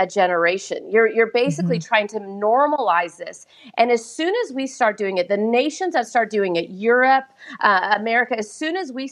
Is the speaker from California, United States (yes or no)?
yes; Southern California, United States; born and raised in Southern California